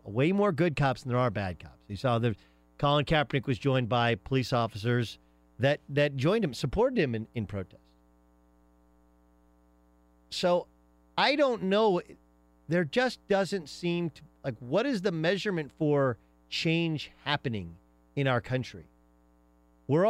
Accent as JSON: {"language": "English", "region": "Southern California", "country": "United States", "tie": "born or raised there", "said": "growing up in Southern California, which is a multinational kind"}